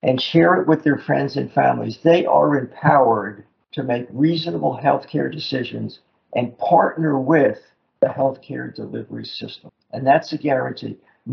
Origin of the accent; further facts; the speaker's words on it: Newark, New Jersey, United States; I grew up in Newark, New Jersey, across the Hudson River from Manhattan